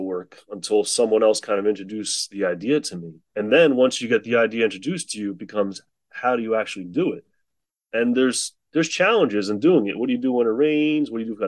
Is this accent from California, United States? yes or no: no; New Jersey, United States; I'm from New Jersey.